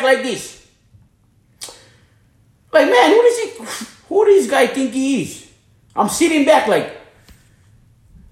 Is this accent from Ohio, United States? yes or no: no; Hana, Hawaii, United States; moved away; also born or lived in Florida; I'm from Hawaii. I'm born and raised in Hana, Maui